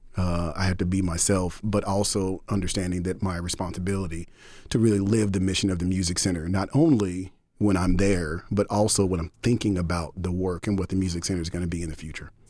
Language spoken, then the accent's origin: English; Dallas, Texas, United States; moved away as an adult; also born or lived in Denton, Texas / Austin, Texas; now in Boston, United States; born and raised in Dallas, okay, grew up in what most people now would refer to as an underserved community.